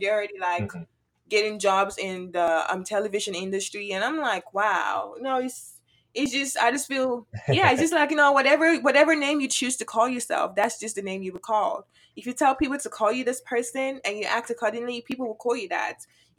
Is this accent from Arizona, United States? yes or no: no; Houston, Texas, United States; also born or lived in Nigeria; now in Prairie View, United States; I actually grew up, well, I lived in Nigeria first before, okay. Yeah, before I came over to the United States. And then I lived in Houston, Texas, or Sugarland, Texas, all my life. And then I moved over here. Now I'm in Prairie View.